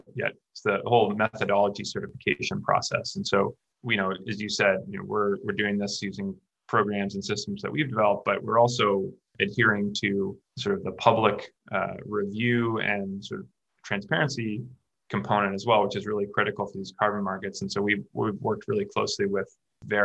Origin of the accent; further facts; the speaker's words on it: Canada; I'm from Canada